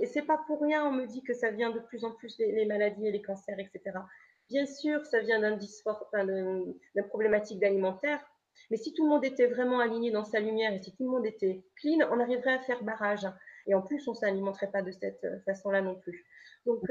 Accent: Lorient, Brittany, France; je viens de Lorient

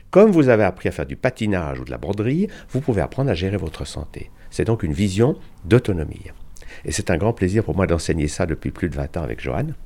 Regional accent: Switzerland; au départ, je suis suisse

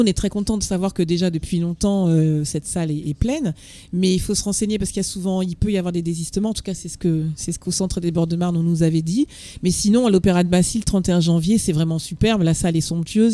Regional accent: Martinique; Moi, je viens de Martinique

